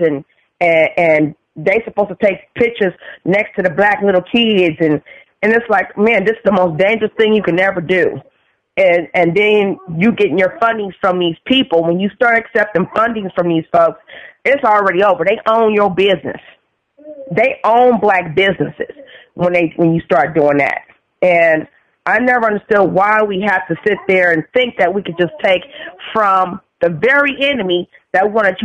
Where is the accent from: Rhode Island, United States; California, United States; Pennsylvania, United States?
California, United States; San Francisco; I grew up in San Francisco.